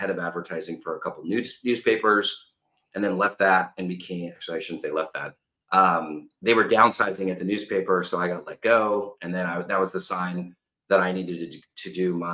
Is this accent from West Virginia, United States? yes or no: no; Los Angeles, California, United States; I'm originally from Los Angeles, California